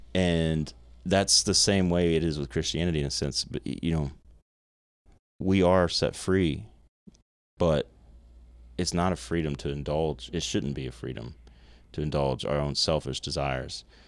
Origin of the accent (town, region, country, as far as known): United States